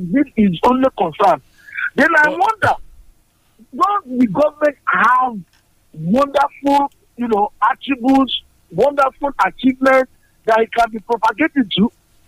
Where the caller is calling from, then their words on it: Madagascar; I'm calling from Madagascar.